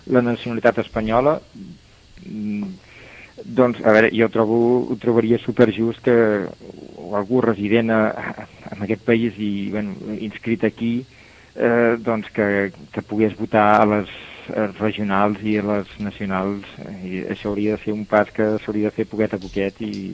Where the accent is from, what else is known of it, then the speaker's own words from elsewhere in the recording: Torredembarra, Catalonia, Spain; moved away as an adult; now in Brussels, Belgium; vaig néixer a Tarlambarra, fill de pastissers